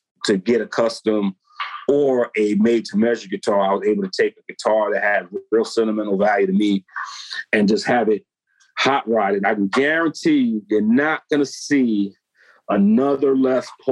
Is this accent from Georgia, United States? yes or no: no; New York, United States; I'm from New York